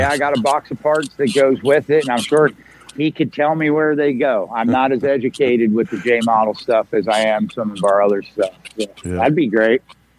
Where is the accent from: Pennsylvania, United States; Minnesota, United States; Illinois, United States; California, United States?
Pennsylvania, United States; born or raised there